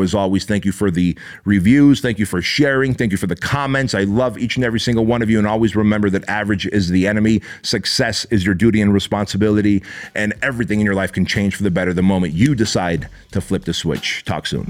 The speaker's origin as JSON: {"language": "English", "country": "Armenia", "tie": "born or raised there", "moved": "yes", "lives_now": "United States", "said": "I was born in Armenia, therefore I wasn't born in the U S"}